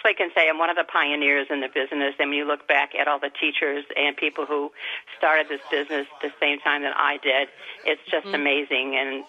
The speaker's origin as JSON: {"language": "English", "region": "Midwest", "country": "United States", "moved": "as an adult", "said": "I'm from the Midwest, like I said, and it was my therapy in the evenings to be calm, because coming from a little town to a big city, I didn't know anybody"}